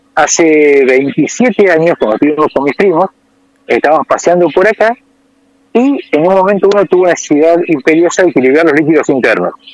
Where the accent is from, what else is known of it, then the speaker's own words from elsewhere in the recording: Argentina; moved away; me preguntan por el acento, yo digo que soy Argentina